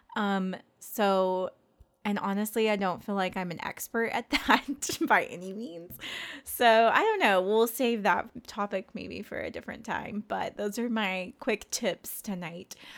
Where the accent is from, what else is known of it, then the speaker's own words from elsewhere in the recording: Hot Springs, Arkansas, United States; moved away as an adult; now in Northwest Arkansas, United States; we are from Hot Springs, um, which is a town in central Arkansas.